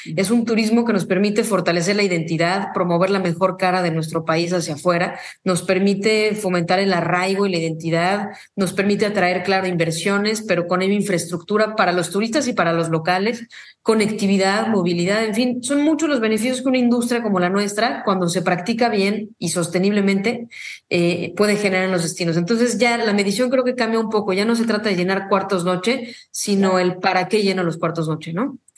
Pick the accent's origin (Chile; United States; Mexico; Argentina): Mexico; como una mexicana que soy